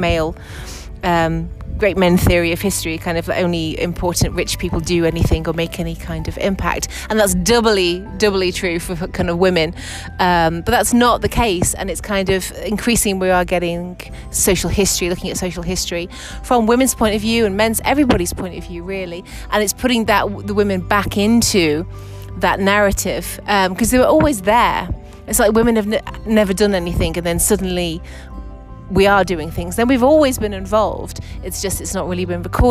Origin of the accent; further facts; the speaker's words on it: England, United Kingdom; moved away as an adult; now in Madrid, Spain; I'm originally from England, where I was a museum curator for almost 20 years. Then I moved to Madrid 3 years ago